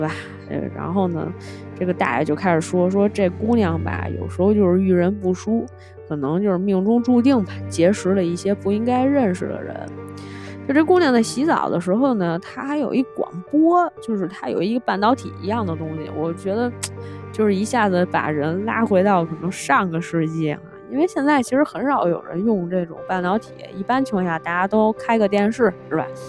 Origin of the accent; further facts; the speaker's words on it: Tianjin, China; accent: Beijing; 我作为一个天津人，十分的不好意思跟大家讲，就是我确实不是故意的讲北京腔，就是说话的时候可能会带一点儿，真不是故意的。